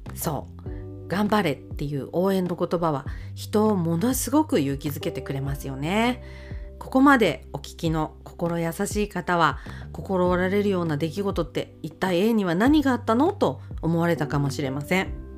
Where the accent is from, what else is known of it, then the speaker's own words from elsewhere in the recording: Akita, Japan; 私は秋田生まれでございまして